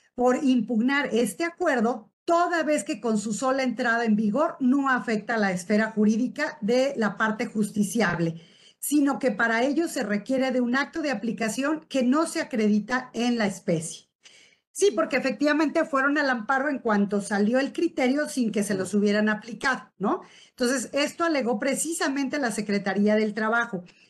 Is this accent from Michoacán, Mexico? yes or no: yes; Uruapan, Michoacán, Mexico; soy de Uruapan, Michoacán, que estamos en la capital mundial del aguacate